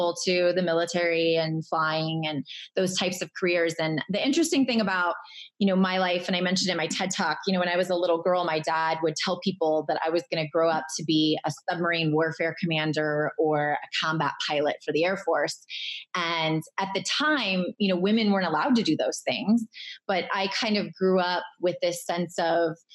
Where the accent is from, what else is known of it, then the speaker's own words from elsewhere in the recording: Irvine, California, United States; moved away as an adult; I grew up in Southern California as the daughter of public servants